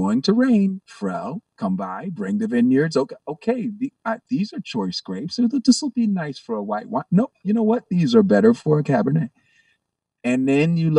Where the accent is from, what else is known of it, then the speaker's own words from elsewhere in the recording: Virginia Beach, Virginia, United States; I'm from Virginia Beach, Virginia